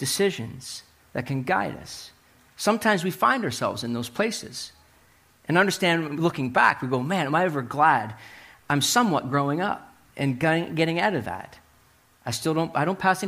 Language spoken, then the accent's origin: English; Hartland, New Brunswick, Canada; I was living in New Brunswick, growing up in New Brunswick, and my buddies and I were driving from Heartland, New Brunswick to Woodstock. If you know where the longest covered bridge in the world is, that's where I grew up